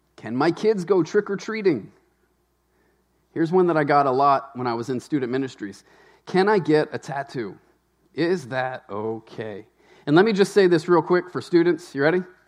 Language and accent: English; Louisiana, United States; moved away as an adult; also born or lived in Tennessee; now in Maine, United States; I was raised in Louisiana